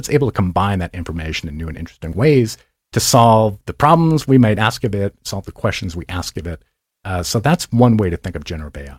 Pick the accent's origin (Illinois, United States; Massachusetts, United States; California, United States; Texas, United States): Massachusetts, United States; moved away; Grew up in Massachusetts, and my parents owned a car dealership